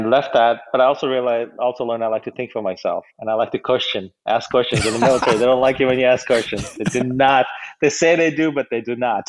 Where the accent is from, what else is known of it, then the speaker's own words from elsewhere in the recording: United States; also born or lived in India; So I grew up in America. I'm American